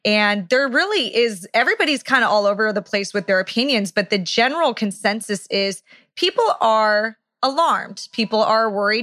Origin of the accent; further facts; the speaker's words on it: Orange County, California, United States; where we are right now in my hometown, Orange County, California